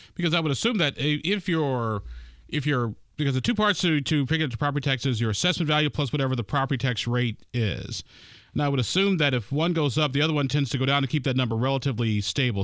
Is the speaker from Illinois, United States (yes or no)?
yes; Chicago, Illinois, United States; now in Indiana, United States; my hometown of Chicago